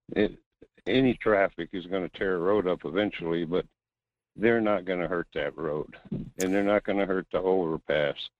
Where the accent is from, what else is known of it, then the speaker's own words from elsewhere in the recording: North Pole, Alaska, United States; a fourth generation Alaskan gold miner